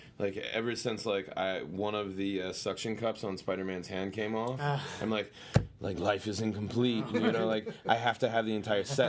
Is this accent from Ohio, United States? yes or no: no; Western Maryland, United States; now in Brooklyn, United States; I grew up in Western Maryland